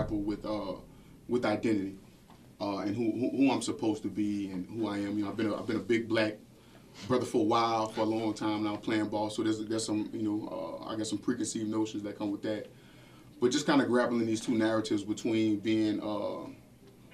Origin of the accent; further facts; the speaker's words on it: New Orleans, Louisiana, United States; growing up in this city, growing up in New Orleans